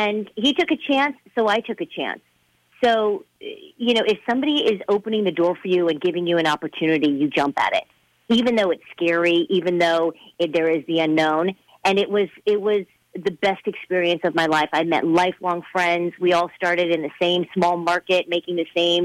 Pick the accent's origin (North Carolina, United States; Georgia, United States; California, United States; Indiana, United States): California, United States; Fresno; moved away as an adult; also born or lived in Mason City, Iowa / Columbus, Ohio / Seattle; back to Fresno, my hometown.